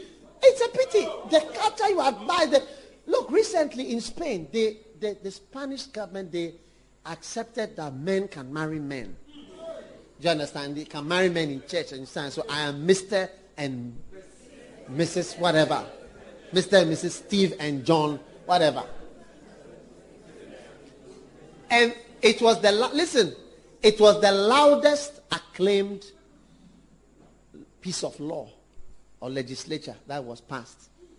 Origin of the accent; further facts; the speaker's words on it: Ghana; When I became aware, I was half caste. Never fully accepted as a Ghanaian in so many circles.